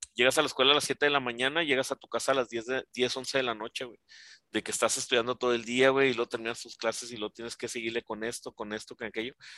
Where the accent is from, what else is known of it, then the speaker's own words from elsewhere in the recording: Ciudad Juárez, Chihuahua, Mexico; yo que crecí aquí en Juárez